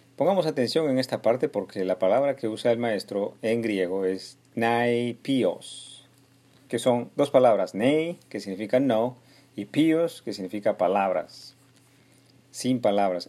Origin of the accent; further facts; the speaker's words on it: Peru; en especial los de mi pueblo peruano